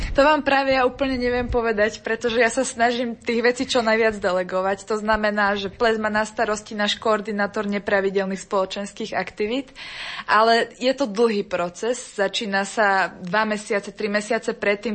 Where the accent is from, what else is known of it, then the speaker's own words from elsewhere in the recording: Slovakia; now in Brno, Czech Republic; A keďže sme Slováci